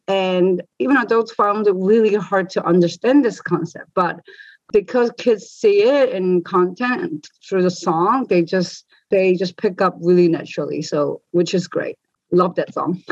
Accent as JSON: {"language": "English", "country": "New Zealand", "tie": "born or raised there", "said": "I've been growing up in New Zealand"}